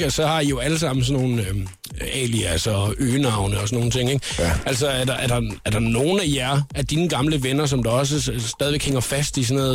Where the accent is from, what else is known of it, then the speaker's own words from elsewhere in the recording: Funen, Southern Denmark, Denmark; moved away; jeg er hjemme på Fyn